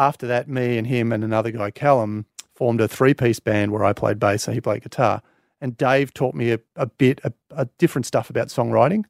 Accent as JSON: {"language": "English", "country": "Australia", "said": "I'm obviously proudly Australian"}